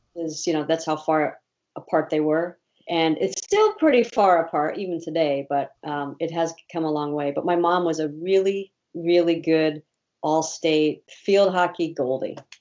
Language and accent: English; Ohio, United States; moved away; also born or lived in Indiana; I was born in Ohio